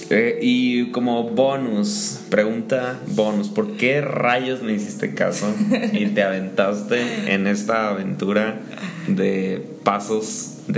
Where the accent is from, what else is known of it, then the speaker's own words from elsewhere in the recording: San Luis Potosí, Mexico; bueno yo de vuelta y Cory venir aquí por primera vez a conocer mi pueblito, eh, queremos marcar la diferencia